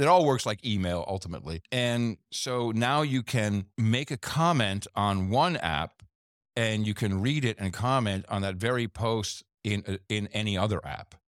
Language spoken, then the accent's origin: English; United States; We're both American dudes